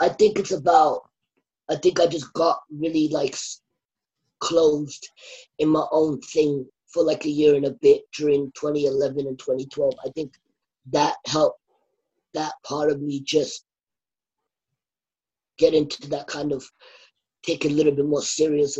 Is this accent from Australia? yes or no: yes; Australia; I'm born and raised in Australia